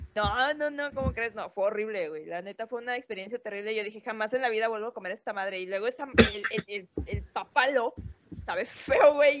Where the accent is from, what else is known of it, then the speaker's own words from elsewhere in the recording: Mexico; nosotros como mexicanos